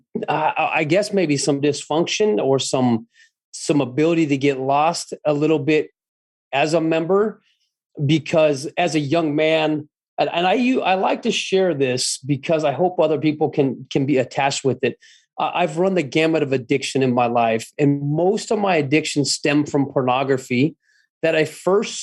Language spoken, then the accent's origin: English; Scottsdale, Arizona, United States; I was born and raised in Scottsdale, Arizona.